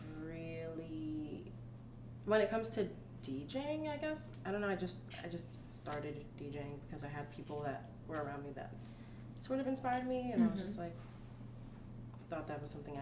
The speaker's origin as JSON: {"language": "English", "country": "Nigeria", "said": "I'm Nigerian, for the people that don't know"}